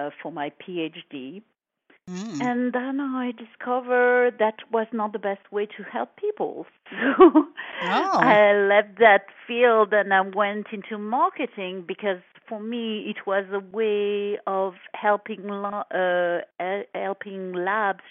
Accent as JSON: {"language": "English", "town": "Paris", "region": "Île-de-France", "country": "France", "tie": "born or raised there", "also_born_or_lived": "Cannes, France", "second_language": "English", "moved": "as an adult", "lives_now": "San Francisco Bay Area, United States", "said": "I was born in France, in Paris, in a very glamorous place called Saint-Germain-des-Prés. Mm-hmm. And I was raised there, moved back and forth between Paris and south of France, Cannes"}